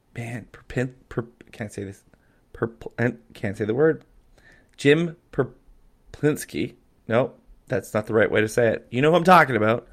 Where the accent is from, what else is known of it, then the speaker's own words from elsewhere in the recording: Calgary, Alberta, Canada; I grew up in Calgary